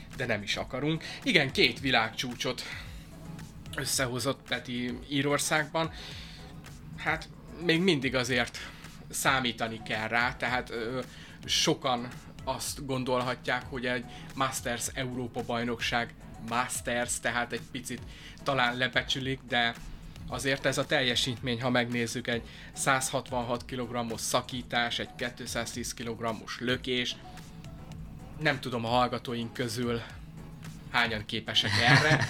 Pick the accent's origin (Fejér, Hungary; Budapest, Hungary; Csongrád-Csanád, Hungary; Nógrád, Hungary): Csongrád-Csanád, Hungary; Szeged